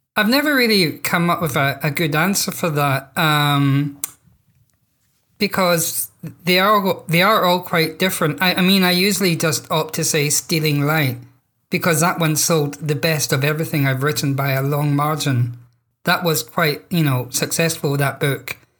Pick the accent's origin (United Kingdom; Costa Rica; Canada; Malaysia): United Kingdom; Scotland; I'm Scottish, therefore I'm a British writer